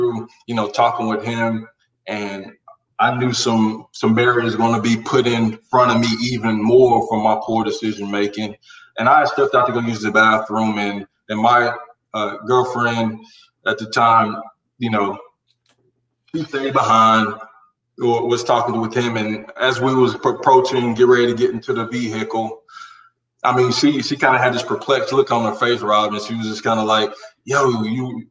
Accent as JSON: {"language": "English", "region": "Carolina", "country": "United States", "tie": "born or raised there"}